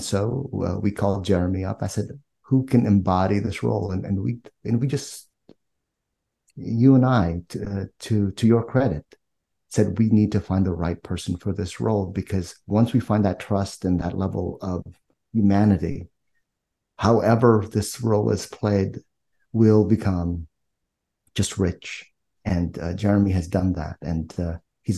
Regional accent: Philippines; moved away; I'm Filipino, born in the Philippines

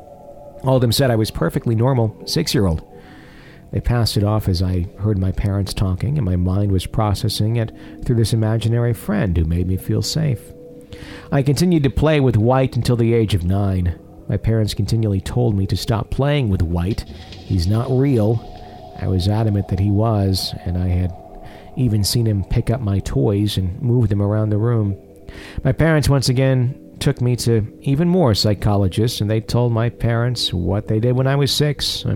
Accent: Johannesburg, Gauteng, South Africa; As a child, I was growing up in Johannesburg, South Africa, with my parents.

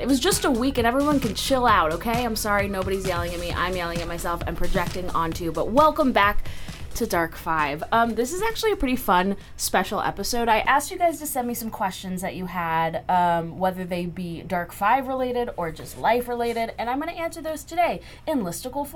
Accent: Texas, United States; I'm from Texas

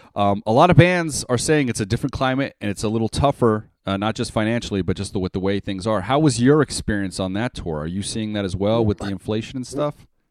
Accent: Las Vegas, Nevada, United States; born and raised in Las Vegas

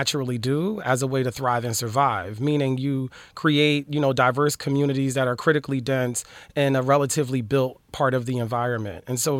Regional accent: Philadelphia, Pennsylvania, United States; now in Los Angeles, United States; I'm from Philly.

